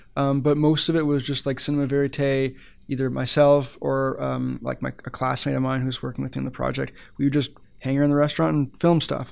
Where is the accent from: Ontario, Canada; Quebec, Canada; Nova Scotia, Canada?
Ontario, Canada; Ottawa; moved away as an adult; now in Edmonton, Canada; I'm actually from Ottawa originally